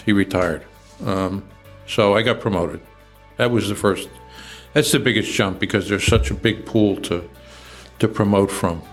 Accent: Trenton, New Jersey, United States; also born or lived in Lakeland, Florida; I grew up in Trenton and uh, went to schools in Trenton.

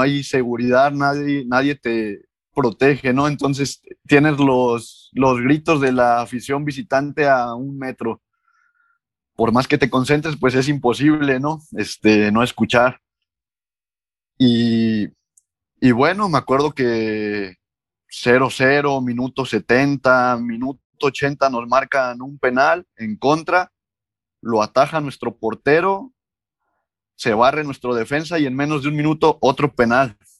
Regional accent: Córdoba, Veracruz, Mexico; moved away; also born or lived in Hidalgo / Oaxaca / Guadalajara; soy originario de Córdoba, Veracruz

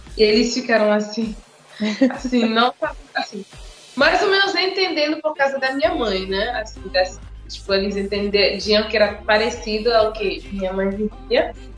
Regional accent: Montreal, Quebec, Canada; Portuguese is a second language; moved away as an adult; also born or lived in Senegal; now in Fortaleza, Brazil; Com seis anos a gente saiu do Senegal para morar no Canadá, em Montreal. Aí eu cresci lá toda a minha infância, adolescência, vida adulta

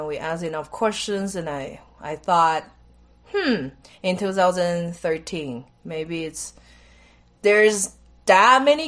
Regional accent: Taiwan; moved away as an adult; also born or lived in India; then I'm from Taiwan

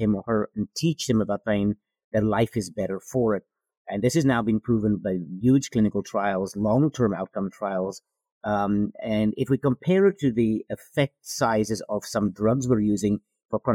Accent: South Africa; moved away as an adult; now in United States; I am from South Africa originally.

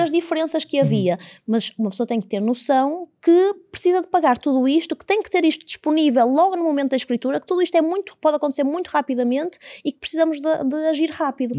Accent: Porto, Norte, Portugal; also born or lived in Fundão; Sou do Porto, mas vivi no fundão durante cinco anos

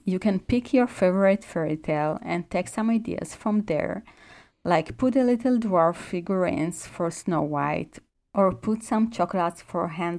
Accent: Israel; I'm from Israel and most people don't really celebrate Christmas there.

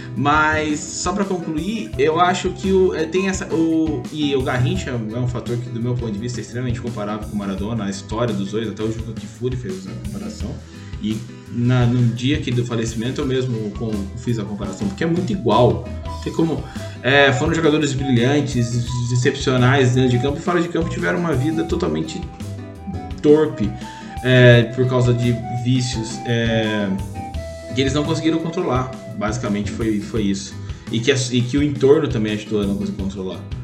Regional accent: Taubaté, São Paulo, Brazil; eu sou de Taubaté

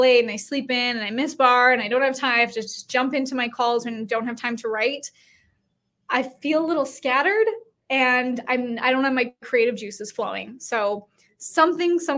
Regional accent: Canada; moved away as an adult; now in United States; I used to live in Canada. I'm Canadian, and I moved to the States in 2020

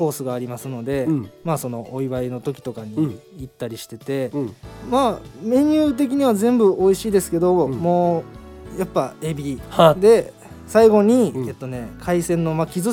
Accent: Suita, Osaka, Japan; 僕は吹田生まれ吹田育ちです

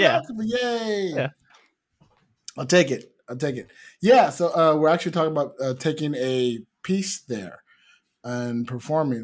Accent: United States; I am American

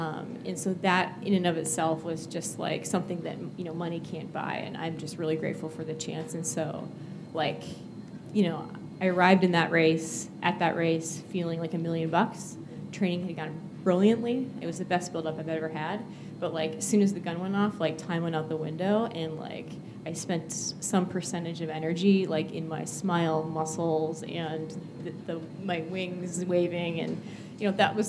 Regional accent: New England, United States; But I have to add I'm from New England and I'm a New England sports. There's a disclaimer there that I'm a New Englander

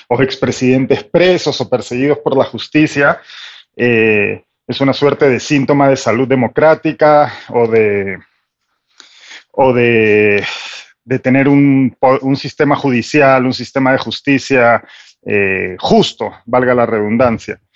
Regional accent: Peru; moved away; Como peruano que vive en el extranjero

